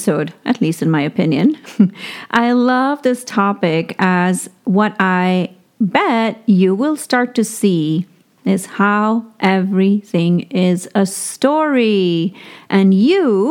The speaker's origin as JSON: {"language": "English", "country": "India", "tie": "born or raised there", "moved": "yes", "said": "I grew up in India with not very much means"}